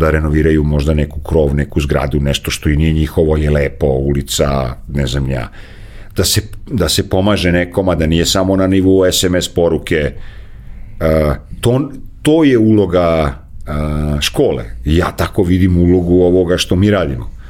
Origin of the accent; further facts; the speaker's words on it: Serbia; jedini Srbin koji je to završio